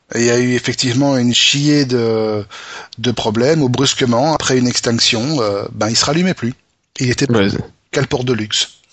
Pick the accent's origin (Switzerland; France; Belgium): Belgium; chez nous, en Belgique